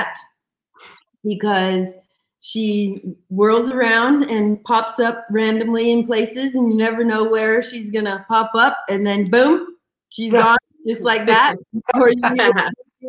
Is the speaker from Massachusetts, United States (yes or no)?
no; Oregon, United States; now in Savannah, United States; We were all raised in small towns. I'm from Oregon.